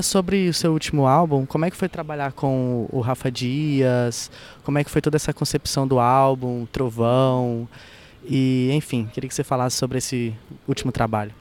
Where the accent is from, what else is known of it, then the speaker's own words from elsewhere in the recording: Pará, Brazil; a tradição de onde eu venho, a tradição amazônica, a tradição paraense